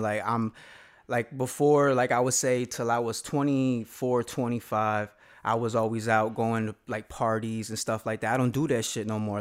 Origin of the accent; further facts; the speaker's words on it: Aurora, Colorado, United States; I grew up on the West Side and then I moved to the East Side.